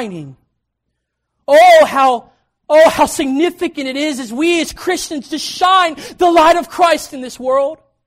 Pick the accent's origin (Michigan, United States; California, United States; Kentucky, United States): Kentucky, United States; also born or lived in Knoxville, Tennessee; I was born in Knoxville, Tennessee, but I actually grew up in Kentucky, and my dad pastored there